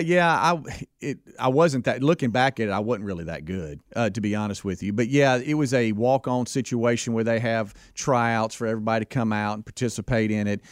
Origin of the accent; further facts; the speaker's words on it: Pascagoula, Mississippi, United States; I, I grew up in Pascagoula, Mississippi